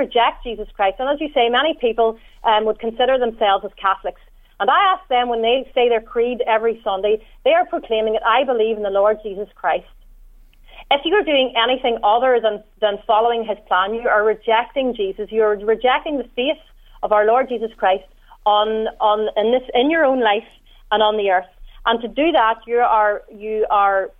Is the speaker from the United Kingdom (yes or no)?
yes; Northern Ireland, United Kingdom; you can tell from my accent that I'm from the north